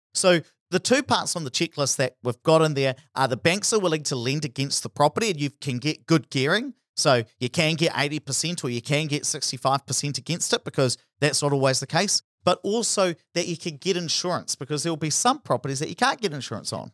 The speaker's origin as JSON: {"language": "English", "area": "Hawera", "region": "Taranaki", "country": "New Zealand", "tie": "born or raised there", "said": "my hometown of Harbido, which was very reliant on dairy"}